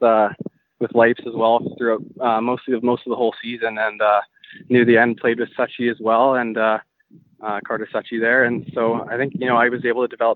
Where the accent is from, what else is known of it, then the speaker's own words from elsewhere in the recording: White Rock, British Columbia, Canada; also born or lived in Maple Ridge, British Columbia; I grew up in White Rock, British Columbia, so just down by the ocean there